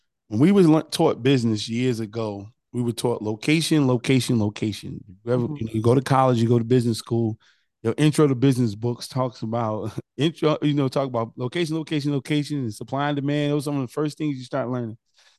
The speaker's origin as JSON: {"language": "English", "region": "New Jersey", "country": "United States", "said": "Oh no, it's just so funny because again, I'm a transplant. I came from New Jersey, went to Benedict."}